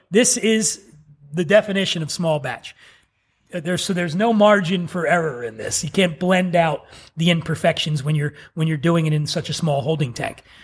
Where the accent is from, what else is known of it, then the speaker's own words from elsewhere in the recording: Philadelphia, Pennsylvania, United States; I grew up poor in Philly